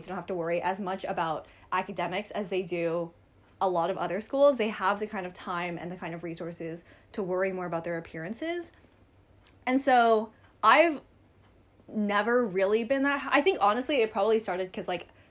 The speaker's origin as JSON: {"language": "English", "country": "Hong Kong", "tie": "born or raised there", "also_born_or_lived": "United States", "said": "I was born in the States and now I live in Hong Kong"}